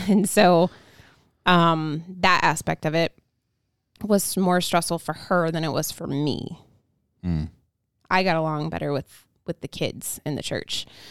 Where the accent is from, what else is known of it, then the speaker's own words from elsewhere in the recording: Indiana, United States; also born or lived in Ohio; moved over to Indiana from Ohio when I was one and started going to a church